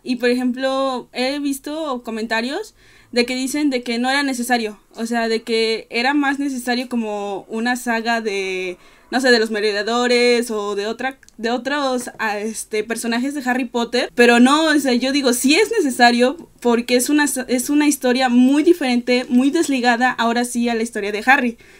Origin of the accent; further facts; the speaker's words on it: Veracruz, Mexico; soy de Veracruz.